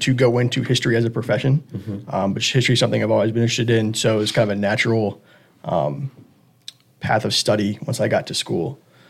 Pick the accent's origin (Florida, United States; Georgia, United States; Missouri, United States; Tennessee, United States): Georgia, United States; Atlanta; moved away as an adult; now in Richmond, United States; I'm originally from Atlanta. Moved up here for VMI, and while I was there, applied here. And I've been in the Richmond area ever since.